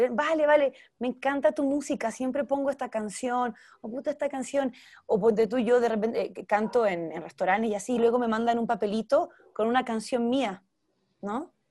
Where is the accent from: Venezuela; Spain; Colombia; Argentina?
Argentina; now in Mexico; porque aquí vivo, pero ya pues aprovechar mucho más el mercado chileno y argentino, que también es de donde soy.